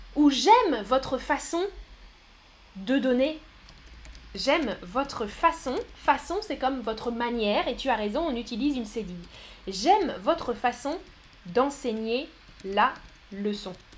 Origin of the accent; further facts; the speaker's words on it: France; mon pays, c'est la France. France. Je suis français ou française. Moi, je suis française.